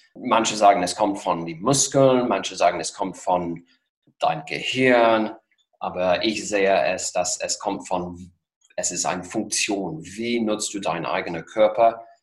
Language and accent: German; Worcester, West Midlands, United Kingdom; German is a second language; moved away as an adult; also born or lived in Geneva, Switzerland; now in Potsdam, Germany; Ich bin aufgewachsen in England, in Mittelengland, westlich von Birmingham, ganz genau in der Nähe von Worcester